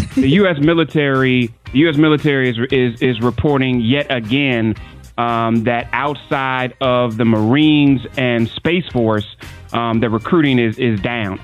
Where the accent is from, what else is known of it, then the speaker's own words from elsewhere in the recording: Cleveland, Ohio, United States; my hometown, a suburb of Cleveland, Parma, Ohio